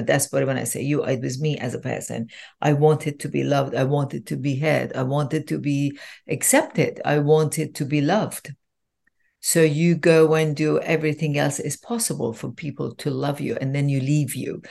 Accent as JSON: {"language": "English", "country": "Iran", "tie": "born or raised there", "said": "I was born in Iran"}